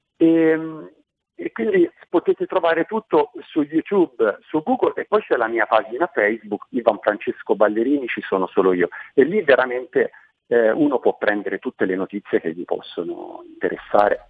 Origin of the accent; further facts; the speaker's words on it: Manciano, Tuscany, Italy; moved away as an adult; now in Montevarchi, Italy; Io sono nato a Manciano, eh, nell'entroterra Maremmano, un posto bellissimo